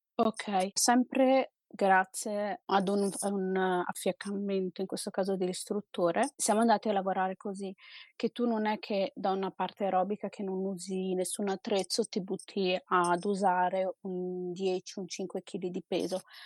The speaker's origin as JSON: {"language": "Italian", "town": "Trento", "region": "Trentino-Alto Adige", "country": "Italy", "said": "io sono del Trentino, a Trento"}